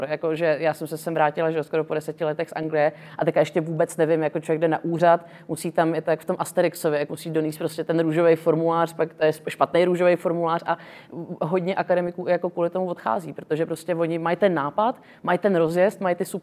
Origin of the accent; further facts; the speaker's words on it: Vietnam; já jsem vyrůstala vlastně ve Větnamu část svého života, takže jsem byla vlastně v mezinárodním vzdělávacím systému